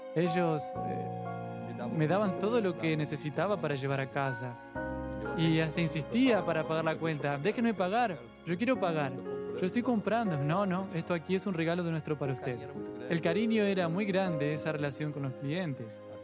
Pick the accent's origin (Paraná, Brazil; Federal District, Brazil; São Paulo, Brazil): São Paulo, Brazil; Ubatuba; Hoy trabajo al lado de mi ciudad porque soy de Ubatuba